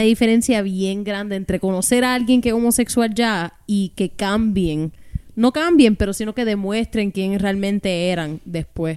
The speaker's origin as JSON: {"language": "Spanish", "country": "Puerto Rico", "said": "hemos tenido como puertorriqueños"}